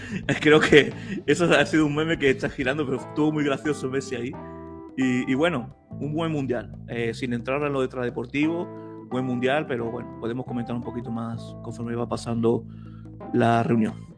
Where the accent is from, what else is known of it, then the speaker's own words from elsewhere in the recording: Spain; como española